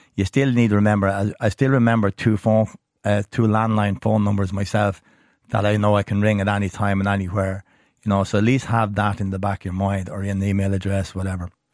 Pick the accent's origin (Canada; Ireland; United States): Ireland; being Irish